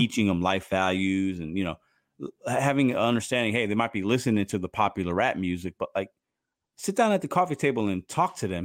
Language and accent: English; Chicago, Illinois, United States; growing up in Chicago